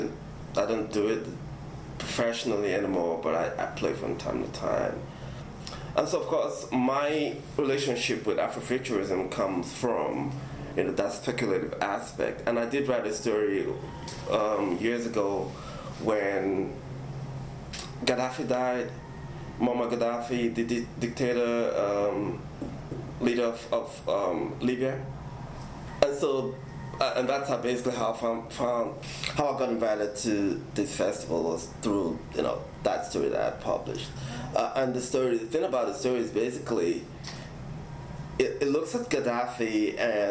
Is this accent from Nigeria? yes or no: yes; Nigeria; I'm African, I'm Nigerian, and I grew up in that culture